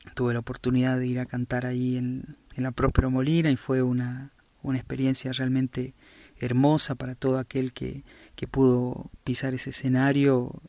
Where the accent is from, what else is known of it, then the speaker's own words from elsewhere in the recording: Jujuy, Argentina; soy un cantor jujeño